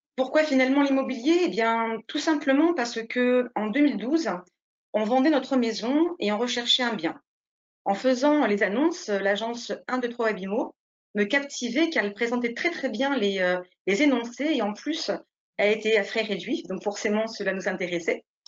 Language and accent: French; Nice, Provence-Alpes-Côte d'Azur, France; moved away as an adult; now in Saint-Médard-en-Jalles, France; je suis née à Nice, j'ai fait du coup toutes mes études dans ma ville natale